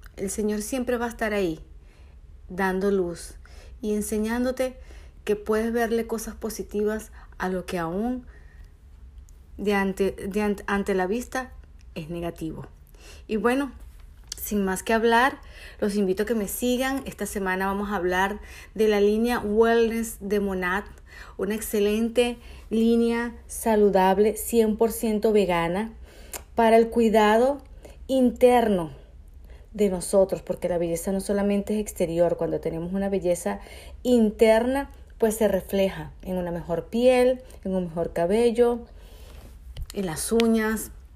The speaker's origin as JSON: {"language": "Spanish", "country": "Venezuela", "moved": "as an adult", "said": "Soy una venezolana que se vino a este hermoso país hace cinco años"}